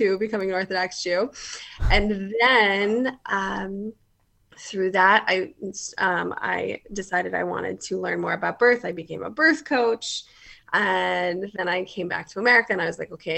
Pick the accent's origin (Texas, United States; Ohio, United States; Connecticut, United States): Connecticut, United States; now in Atlanta, United States; I grew up in Connecticut.